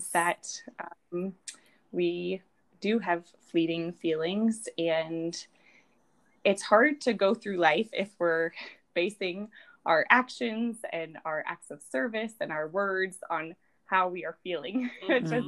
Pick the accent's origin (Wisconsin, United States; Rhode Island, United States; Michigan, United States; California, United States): Rhode Island, United States; now in South Bend, United States; I am from Rhode Island.